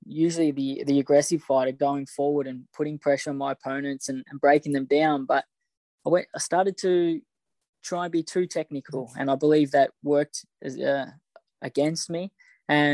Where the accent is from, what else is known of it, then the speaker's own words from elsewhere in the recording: Australia; Growing up in Australia